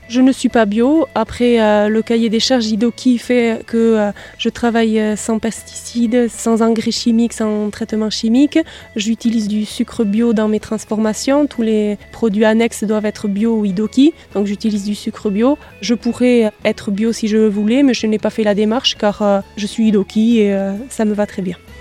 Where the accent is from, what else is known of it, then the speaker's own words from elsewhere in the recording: Macaye, Nouvelle-Aquitaine, France; je suis de Macaï, je suis née à Macaï, j'ai grandi à Macaï